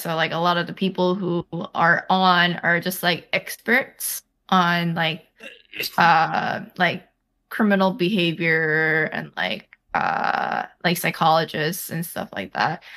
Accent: United States; I was basically born and raised in America

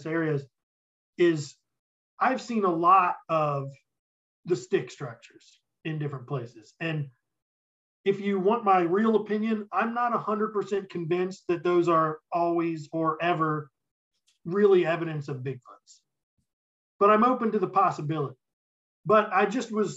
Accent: West Virginia, United States; my home state and your home state of West Virginia

